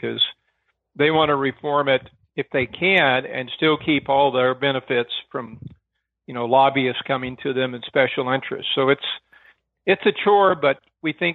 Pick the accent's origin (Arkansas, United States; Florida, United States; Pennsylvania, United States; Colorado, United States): Arkansas, United States; In Arkansas, my dad was a county sheriff